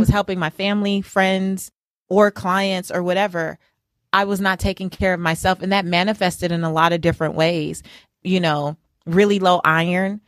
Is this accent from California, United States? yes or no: yes; Los Angeles, California, United States; as a little girl growing up in South Central Los Angeles